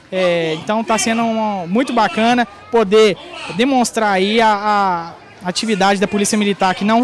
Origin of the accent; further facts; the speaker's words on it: São Paulo, Brazil; Estou com meus filhos e nós somos de São Paulo, sou novo na cidade aqui